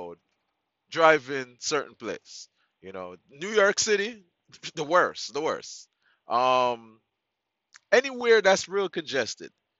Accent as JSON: {"language": "English", "country": "Jamaica", "moved": "yes", "lives_now": "United States", "said": "I'm Jamaican"}